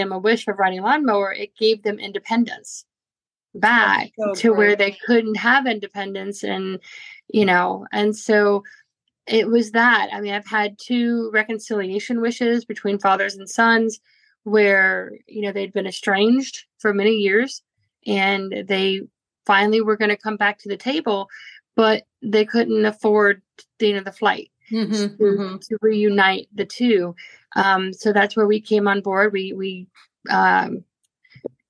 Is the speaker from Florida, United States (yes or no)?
yes; Orlando, Florida, United States; moved away as an adult; also born or lived in Portland, Oregon; now in Nashville, United States; I was born and raised in Orlando, Florida